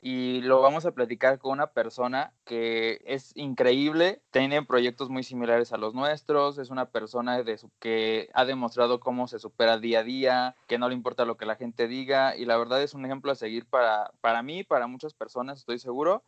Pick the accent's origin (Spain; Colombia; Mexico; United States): Mexico; Acámbaro, Guanajuato; moved away as an adult; De ahí somos aquí los tres.